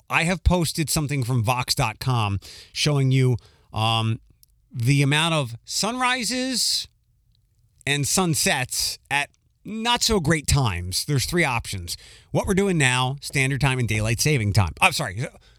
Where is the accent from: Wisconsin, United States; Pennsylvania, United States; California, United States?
Pennsylvania, United States; Philadelphia; We really couldn't be farther away from the home base, Philadelphia, where I'm from Wawa.